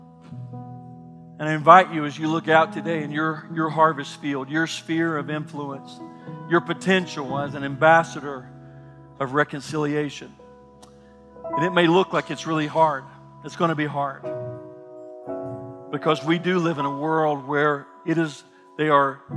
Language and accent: English; Kentucky, United States; I grew up in Kentucky. We had a farm